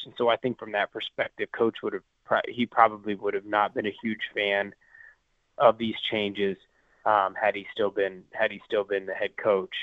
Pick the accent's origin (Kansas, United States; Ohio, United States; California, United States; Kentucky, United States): Kansas, United States; small community near Manhattan; being from a you know from a small community nearby Manhattan